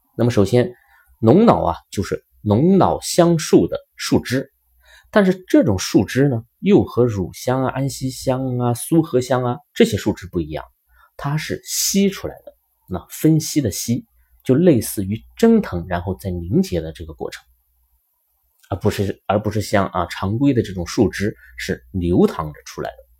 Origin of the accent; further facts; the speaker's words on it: China; 我们中国人